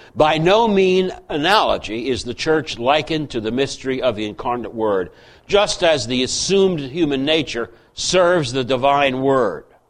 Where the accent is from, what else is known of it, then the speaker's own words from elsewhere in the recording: United States; I'm an American.